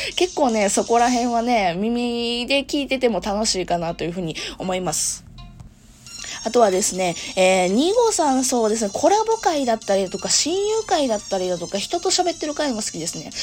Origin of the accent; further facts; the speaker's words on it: Kansai, Japan; accent: Kansai dialect; moved away as an adult; now in Kanto, Japan; 生まれも育ちも実は関西ですね。実はっていうか、もう関西弁で丸分かりなんですけども